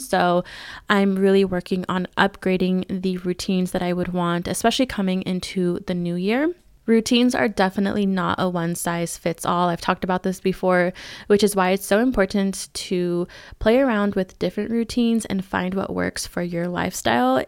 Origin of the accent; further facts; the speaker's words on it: California, United States; now in Arizona, United States; my hometown in California